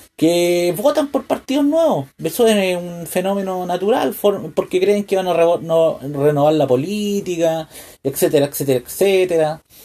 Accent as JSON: {"language": "Spanish", "country": "Chile", "said": "como un, chileno"}